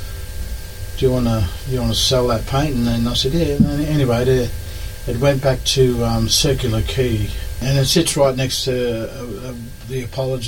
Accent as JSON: {"language": "English", "region": "Northern Territory", "country": "Australia", "tie": "born or raised there", "also_born_or_lived": "Penrith, New South Wales / Darwin / Yirrkala / Katherine region"}